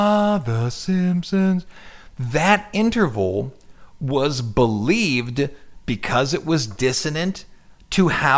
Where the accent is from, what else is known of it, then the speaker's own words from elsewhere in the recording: Ohio, United States; No, I'm from Ohio.